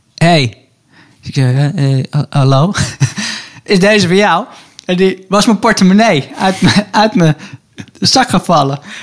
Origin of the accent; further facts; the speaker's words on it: Hilversum, North Holland, Netherlands; ik ben opgegroeid in, in Hilversum, Hilversum bij het Gooi.